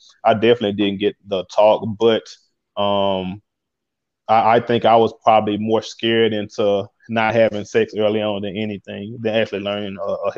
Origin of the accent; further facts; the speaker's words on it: Mississippi, United States; I'm from Mississippi, which is a very conservative place.